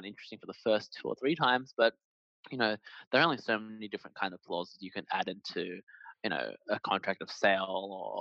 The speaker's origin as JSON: {"language": "English", "country": "Australia", "said": "I'm Chinese Australian"}